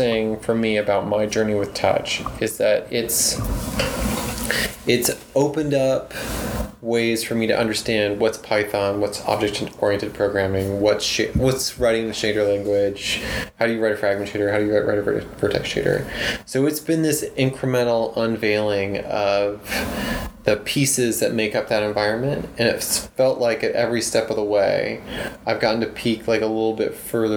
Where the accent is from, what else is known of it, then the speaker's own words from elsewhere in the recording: Lompoc, California, United States; moved away as an adult; also born or lived in Arizona / New Hampshire; I went to a junior college in Lompoc, which is my hometown